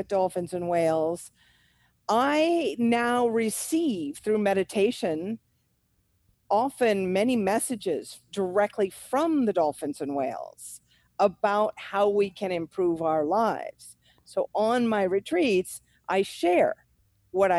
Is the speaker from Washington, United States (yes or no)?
yes; Olympia, Washington, United States; moved away as an adult; now in Panama; I grew up in Olympia, Washington, right on Puget Sound.